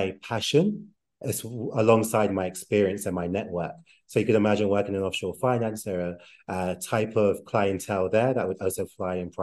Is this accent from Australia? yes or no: no; London, United Kingdom; moved away as an adult; now in Mexico City, Mexico; I'm born and raised in London, England, but I'm currently living, or at least part-time living